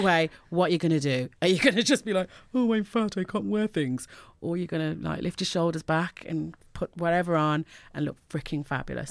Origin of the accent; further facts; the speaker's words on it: Birmingham, West Midlands, United Kingdom; moved away as an adult; also born or lived in Jamaica; now in Ireland; from Birmingham, living in Ireland.